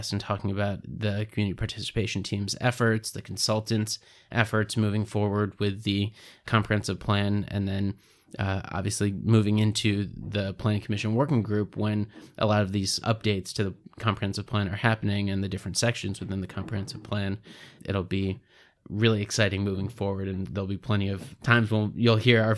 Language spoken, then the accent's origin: English; Israel; I think that is partially from growing up in Israel and having a diversity of food